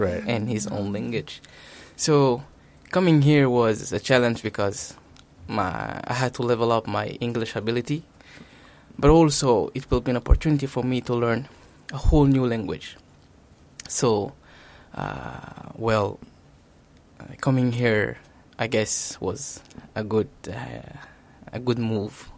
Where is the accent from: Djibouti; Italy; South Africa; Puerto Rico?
Djibouti; moved away as an adult; also born or lived in Senegal; now in Japan; I came from Djibouti. Um, I'm 25 years old and I came to Japan in September 2017